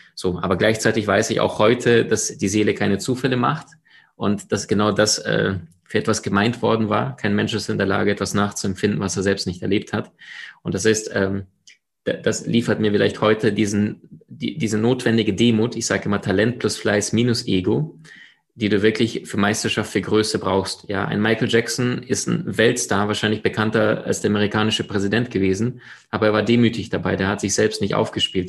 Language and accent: German; Crimea, Ukraine; also born or lived in Siberia; now in Germany; geboren in Sibirien, aufgewachsen äh, auf der Halbinsel Krim am Schwarzen Meer